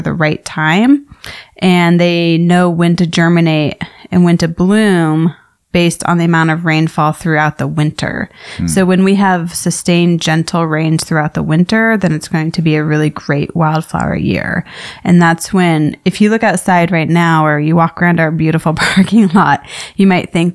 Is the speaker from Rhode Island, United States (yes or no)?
no; Tucson, Arizona, United States; I grew up here in Tucson, Arizona, really loving just the variety of bugs and creepy crawlies